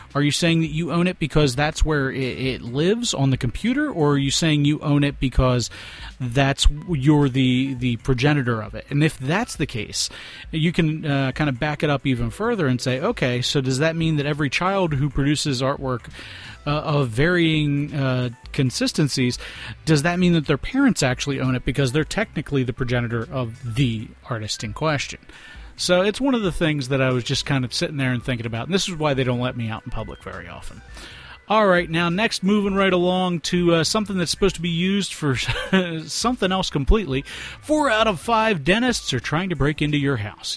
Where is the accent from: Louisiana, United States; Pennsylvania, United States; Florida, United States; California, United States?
Pennsylvania, United States; Philadelphia; we are from Philadelphia